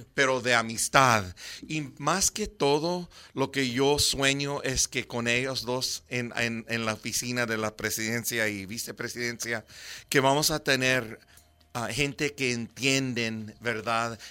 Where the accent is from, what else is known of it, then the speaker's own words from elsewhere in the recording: United States; first language English; Spanish is a second language; mi primer idioma era inglés y entonces hablando en español es un poco difícil para mí